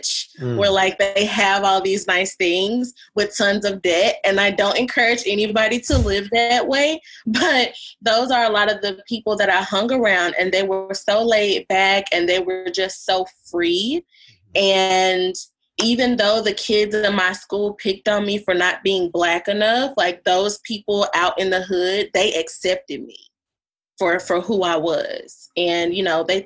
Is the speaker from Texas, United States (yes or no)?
no; Memphis, Tennessee, United States; I am 31, born and raised in Memphis, Tennessee, and I am black